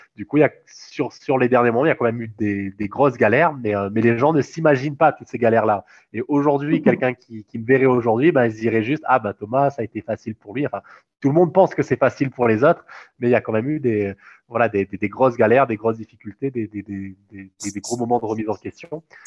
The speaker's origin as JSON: {"language": "French", "country": "Réunion", "tie": "born or raised there", "also_born_or_lived": "Toulouse, France", "moved": "as an adult", "said": "moi, je suis réunionnais"}